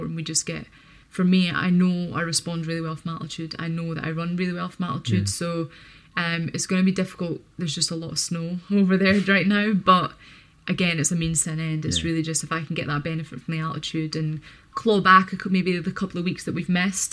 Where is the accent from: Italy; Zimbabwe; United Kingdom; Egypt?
United Kingdom; being a British athlete